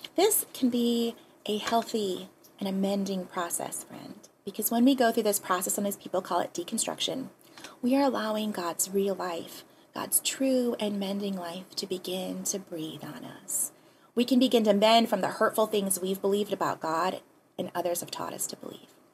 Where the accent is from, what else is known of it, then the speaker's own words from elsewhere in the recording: Hawaii, United States; also born or lived in Pasadena, California; our family moved back home, back here to Hawaii